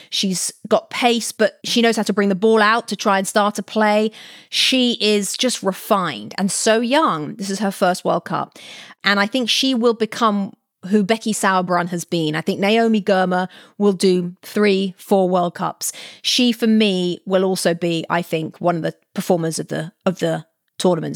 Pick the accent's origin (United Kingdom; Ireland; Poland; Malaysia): United Kingdom; England; moved away as an adult; now in California, United States; growing up in England